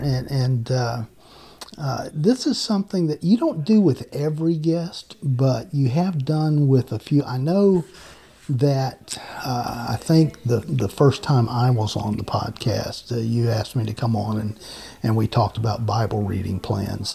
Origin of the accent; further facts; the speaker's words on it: Macon, Georgia, United States; also born or lived in Savannah, Georgia; I was born in Savannah, Georgia, mm. raised in Macon, Georgia.